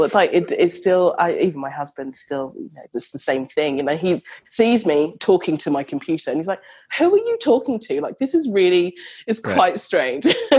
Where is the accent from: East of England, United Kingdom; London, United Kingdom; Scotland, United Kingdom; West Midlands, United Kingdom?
London, United Kingdom; now in Australia; So I am from London, but I live in Australia.